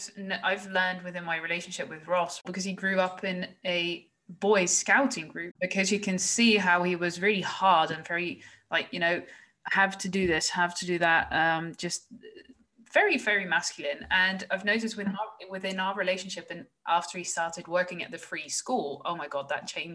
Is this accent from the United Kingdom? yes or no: no; Woerden, Utrecht, Netherlands; English is a second language; I come from Woerden, and Woerden is like literally it's been nominated as the most general average city of like the Netherlands.